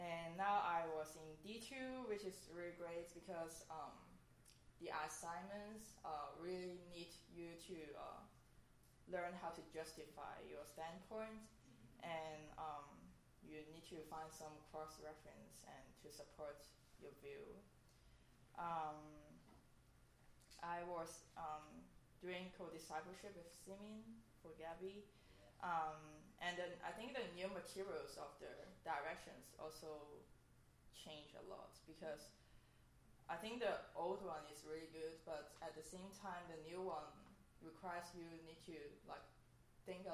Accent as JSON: {"language": "English", "country": "Hong Kong", "moved": "yes", "said": "I'm from Hong Kong"}